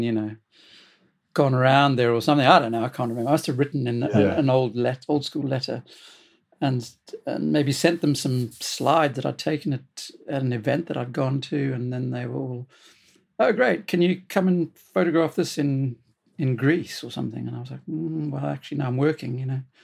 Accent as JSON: {"language": "English", "country": "South Africa", "moved": "as an adult", "lives_now": "United Kingdom", "said": "I'm originally from South Africa. I came here in 1980"}